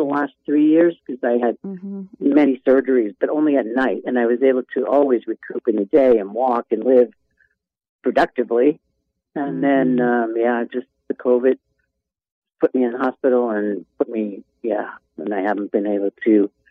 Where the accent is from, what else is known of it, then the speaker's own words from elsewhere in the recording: Pennsylvania, United States; moved away as an adult; I've been here 37 years. I came from Penn State, Pennsylvania, and now I'm on oxygen 24/7.